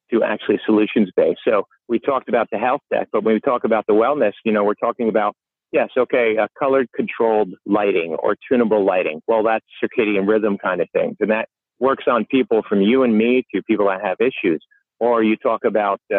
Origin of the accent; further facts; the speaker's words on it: New York, United States; I'm a New Yorker